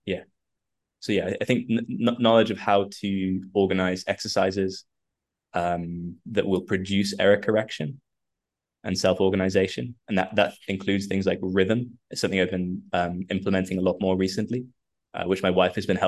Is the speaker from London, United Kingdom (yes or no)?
yes; London, United Kingdom; moved away as an adult; now in Croatia; So I live out in Croatia. I'm from London, but I got married and moved out here a little while ago.